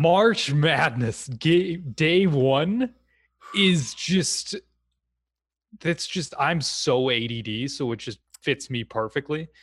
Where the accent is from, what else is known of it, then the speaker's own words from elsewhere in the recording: Wisconsin, United States; I'm born and raised in Wisconsin